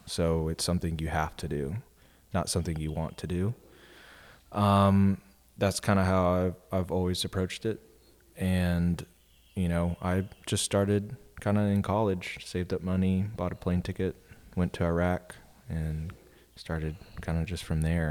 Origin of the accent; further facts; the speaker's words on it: Austin, Texas, United States; I grew up in Austin